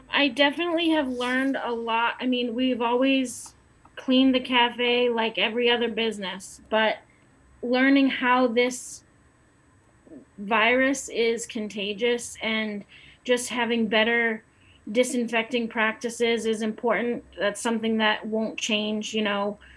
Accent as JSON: {"language": "English", "town": "Lowell", "region": "Massachusetts", "country": "United States", "tie": "born or raised there", "said": "I grew up in Lowell"}